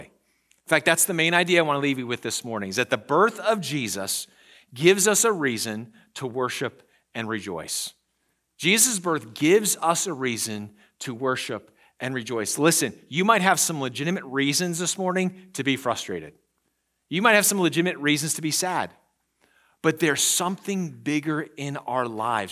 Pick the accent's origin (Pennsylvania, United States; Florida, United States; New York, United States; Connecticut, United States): Pennsylvania, United States; moved away; I'm from Pennsylvania.